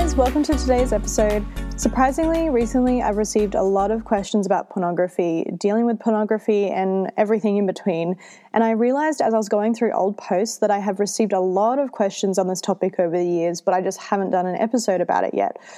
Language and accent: English; Australia; I'm Australian